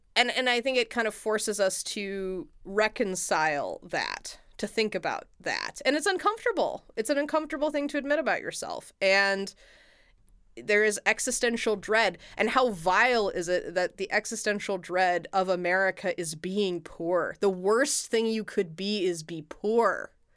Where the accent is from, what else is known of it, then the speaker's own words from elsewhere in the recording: United States; as an American